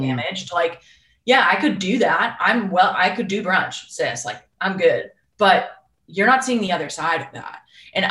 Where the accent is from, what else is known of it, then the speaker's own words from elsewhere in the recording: Boston, Massachusetts, United States; I'm from Boston